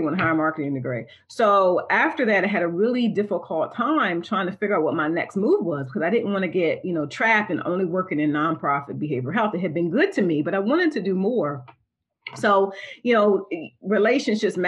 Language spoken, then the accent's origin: English; Delaware, United States; I'm from a small town in Delaware, and it was a beach town.